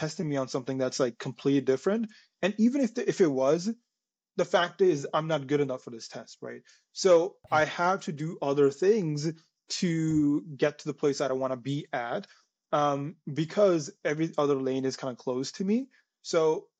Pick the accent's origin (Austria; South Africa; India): India; moved away as an adult; now in Toronto, Canada; I was born in India. I came to Canada about 7, 8 years ago, right after I did my grade 12 in India.